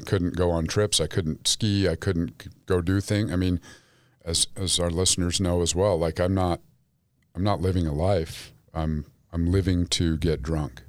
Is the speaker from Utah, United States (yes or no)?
yes; Salt Lake City, Utah, United States; Grew up Jewish in Salt Lake City